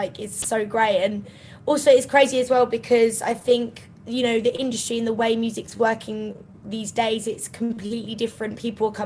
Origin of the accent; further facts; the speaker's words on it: Kent, South East England, United Kingdom; I grew up in Kent, so it's about an hour and a half outside of London